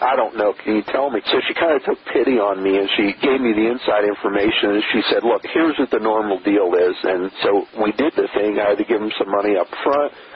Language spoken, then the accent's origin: English; Trenton, New Jersey, United States; I was born in Trenton, New Jersey